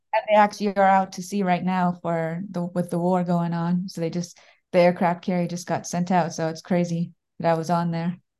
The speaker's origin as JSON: {"language": "English", "town": "Daytona Beach", "region": "Florida", "country": "United States", "said": "I'm from Daytona Beach, Florida."}